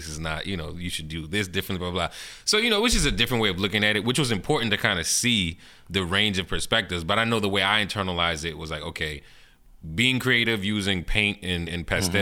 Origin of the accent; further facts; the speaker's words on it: New Orleans, Louisiana, United States; I'm from Algiers, the West Bank